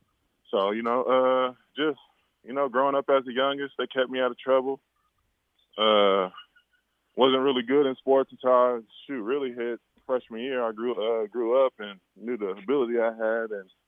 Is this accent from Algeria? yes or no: no; Eureka, California, United States; I grew up in Humboldt County, Eureka, California. Mom was, you know … Dad's Bobby. I have five brothers, six sisters